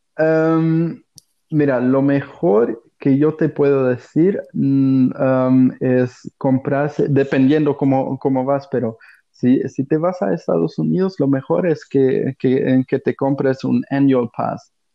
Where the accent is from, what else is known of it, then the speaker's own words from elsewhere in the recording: Germany; Spanish is a second language; also born or lived in Mexico / Australia / Portugal (ancestry); aquí en Alemania, bueno, soy alemán